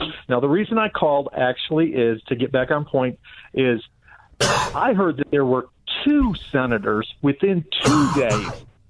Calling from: Johnson City, Tennessee, United States; I'm calling in from Johnson City, Tennessee, home of Mountain Home VA Center.

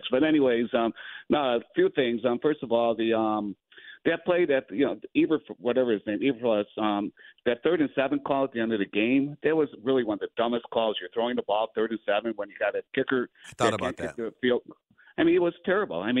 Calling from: Buffalo Grove, Illinois, United States; Uh, Buffalo Grove.

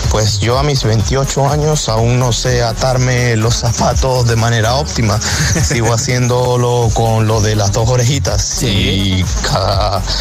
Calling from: Madrid, Community of Madrid, Spain; de Madrid.

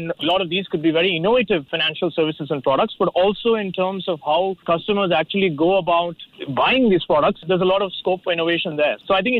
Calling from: Manila, Metro Manila, Philippines; I'm joining from Manila.

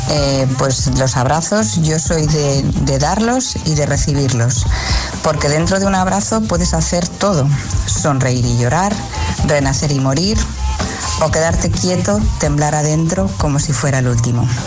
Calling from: Avilés, Asturias, Spain; Hola, buenos días, agitadores. … de Avilés.

